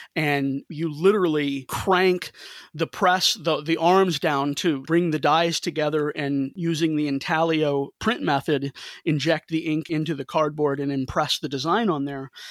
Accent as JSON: {"language": "English", "town": "St. Louis", "region": "Missouri", "country": "United States", "tie": "born or raised there", "said": "I'm from St. Louis"}